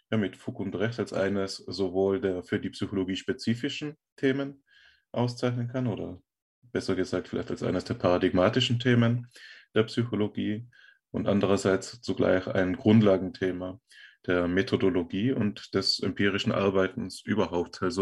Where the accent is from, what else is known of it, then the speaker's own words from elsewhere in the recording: Tyrol, Austria; ausnahmsweise für mich in den Bergen meiner Heimat, hier in den Tiroler Alpen.